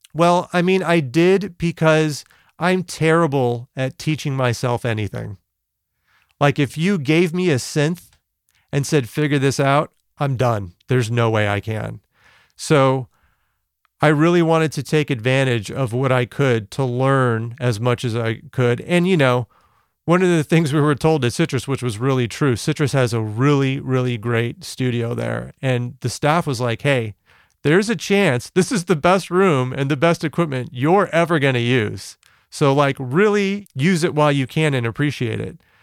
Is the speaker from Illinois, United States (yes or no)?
no; West Covina, California, United States; I'm born and raised in West Covina, California